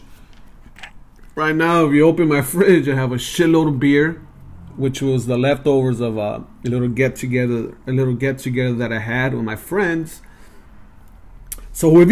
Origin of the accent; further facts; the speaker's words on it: Los Angeles, California, United States; moved away as an adult; also born or lived in Montebello / Glassell Park, Los Angeles; now in Brea, United States; I grew up in East